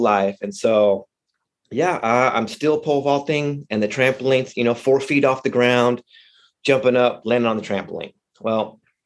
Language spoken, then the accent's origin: English; Odessa, Texas, United States; Born and raised out there in the oil fields of Odessa